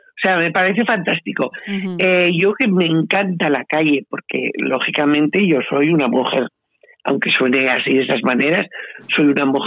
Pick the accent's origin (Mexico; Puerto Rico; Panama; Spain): Spain; Zaragoza, Aragon; soy nacida en el centro de la ciudad, nací en la Plaza de Sas